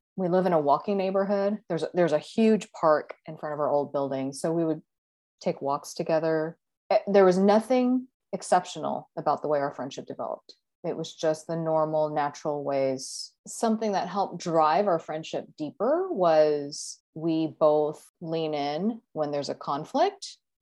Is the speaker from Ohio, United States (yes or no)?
no; Texas, United States; moved away as an adult; now in Seattle, United States; I grew up in Texas and I lived in Texas for a while in my twenties